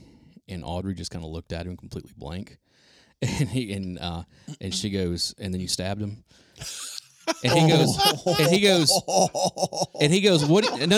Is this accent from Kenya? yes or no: no; Nashville, Tennessee, United States; born or raised there